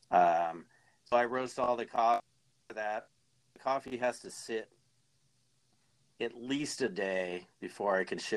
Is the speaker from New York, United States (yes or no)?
no; Arizona, United States; I am from Arizona originally.